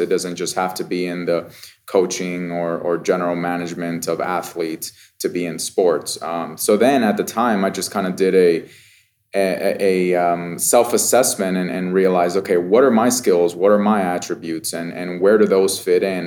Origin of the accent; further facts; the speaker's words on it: Las Vegas, Nevada, United States; I grew up in Vegas, so this is my hometown